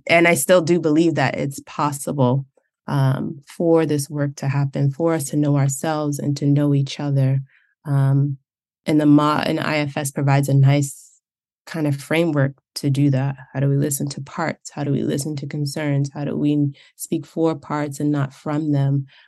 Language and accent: English; United States; I grew up in the United States, that's the cultural framework that I'm coming from